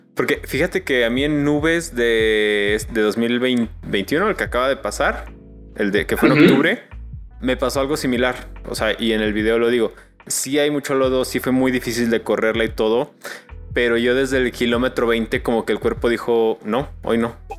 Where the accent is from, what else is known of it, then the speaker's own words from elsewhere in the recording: Mexico; como mexicanos